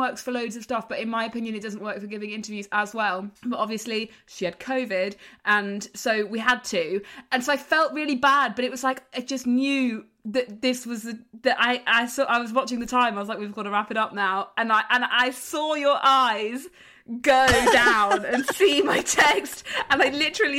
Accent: England, United Kingdom; Thanks, I'm from England.

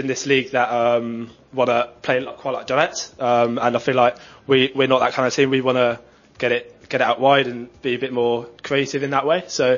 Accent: Oxford, South East England, United Kingdom; we're both from Oxford.

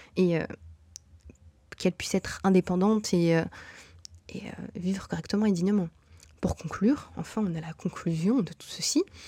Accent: Brussels, Brussels-Capital Region, Belgium; moved away as an adult; also born or lived in Morocco (ancestry); now in Canada; toutes mes réalités sont bruxelloises.

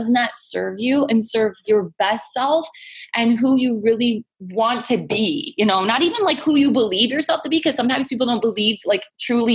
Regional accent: Michigan, United States; now in California, United States; I'm from Michigan

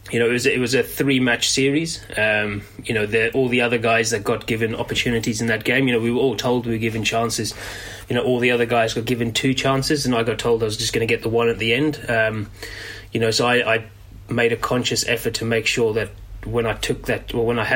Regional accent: South Africa; also born or lived in Middlesex / Yorkshire; now in England; I grew up in South Africa, all my schooling and age group and all my idols were South Africans

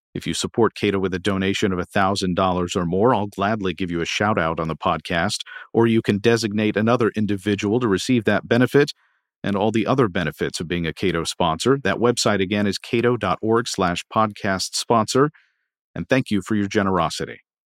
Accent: Kentucky, United States; moved away; my home state of Kentucky

